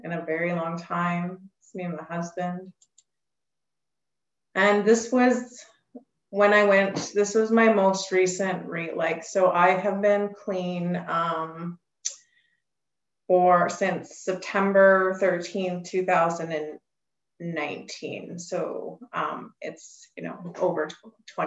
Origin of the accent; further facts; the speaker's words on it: Alberta, Canada; I'm from Alberta, Canada